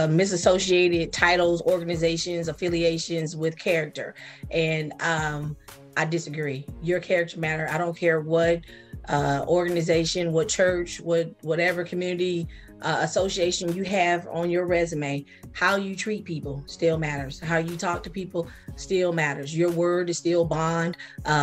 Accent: Sacramento, California, United States; accent: Geechee; moved away as an adult; now in Georgia, United States; I grew up in Sacramento.

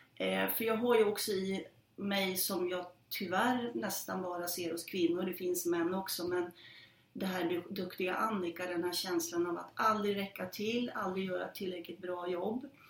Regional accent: Norrland, Sweden; jag är en norrlänning

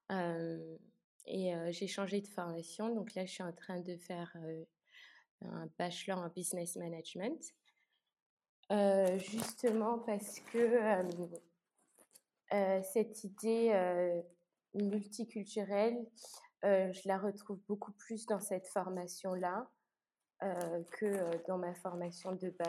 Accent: Luxembourg; moved away as an adult; also born or lived in France / Belgium; Étant donné que j'ai grandi à Luxembourg, mais que j'ai aussi pu étudier en France et en Belgique, je me sens euh, le plus à l'aise euh, à Luxembourg, je dirais, ou en Belgique.

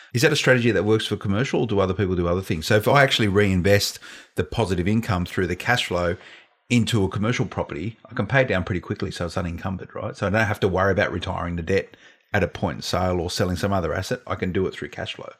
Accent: Blacktown, New South Wales, Australia; I grew up around Blacktown Way

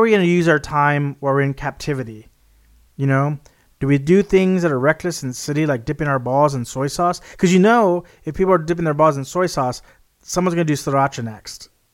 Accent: Texas, United States; my home state in Texas

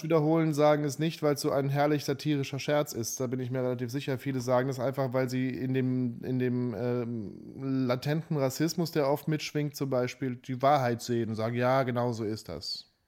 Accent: Saarbrücken, Saarland, Germany; moved away; also born or lived in Nuremberg / Berlin; komm aus Saarbrücken

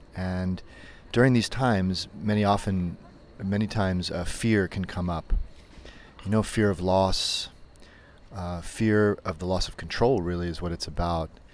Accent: United States; moved away as an adult; now in Berlin, Germany; I'm an American yoga teacher who's been living in Berlin for about 15 years

